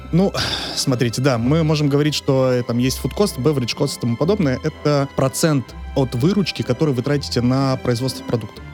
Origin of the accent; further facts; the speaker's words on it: Ukraine; moved away; also born or lived in Poltava; Я родом из Украины, и в две тысячи шестнадцатом году я закончил университет, Полтавский университет экономики и торговли